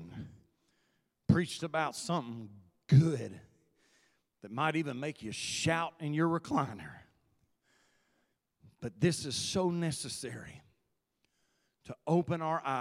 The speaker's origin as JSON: {"language": "English", "country": "United States", "said": "my citizenship as an American"}